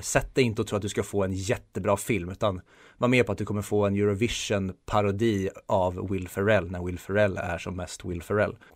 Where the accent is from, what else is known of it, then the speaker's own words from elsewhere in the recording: Sweden; vi svenskar